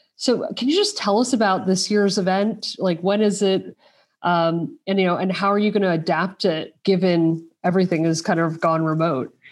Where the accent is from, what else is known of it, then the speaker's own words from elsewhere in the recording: United States; now in Europe; I'm an American based in Europe